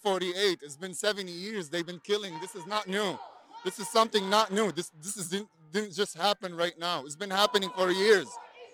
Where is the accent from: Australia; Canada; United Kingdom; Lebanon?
Lebanon; moved away; I'm from Lebanon.